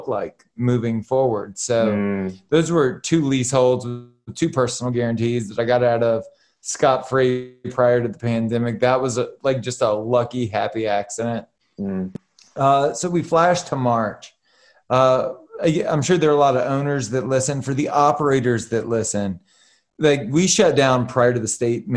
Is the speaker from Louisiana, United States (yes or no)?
yes; right outside of New Orleans, Southern Louisiana, United States; now in California, United States; I'm from Southern Louisiana, right outside of New Orleans